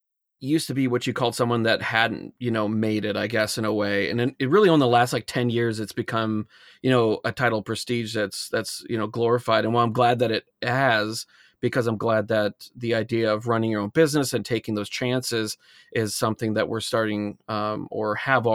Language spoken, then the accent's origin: English; Alaska, United States; I said, I'm not specifically climbing, but I grew up in Alaska.